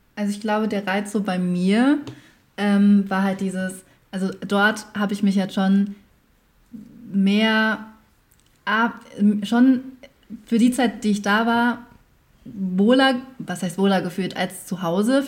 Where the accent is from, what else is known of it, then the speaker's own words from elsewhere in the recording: Germany; also born or lived in Vietnam; ich wohne in Deutschland, ich lebe in Deutschland, also ich, das ist so meine Heimat